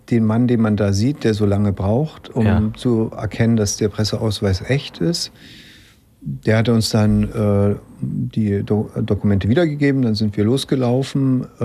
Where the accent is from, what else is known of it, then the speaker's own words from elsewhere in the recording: Leipzig, Saxony, Germany; weil er aus, aus Meißen kommt, ich komme aus Leipzig